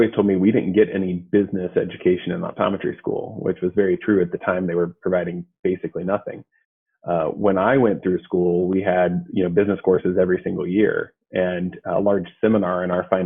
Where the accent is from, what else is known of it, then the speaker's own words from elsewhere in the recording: Athens, Ohio, United States; I'm from Athens, actually. So I grew up here